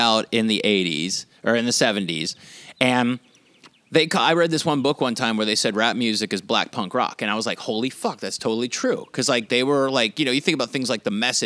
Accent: Pittsburgh, Pennsylvania, United States; growing up in Pittsburgh

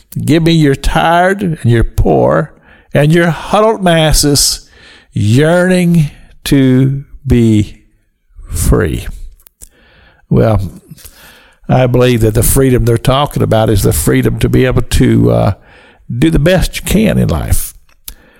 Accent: United States; I'm a citizen of the United States of America, that I'm an American.

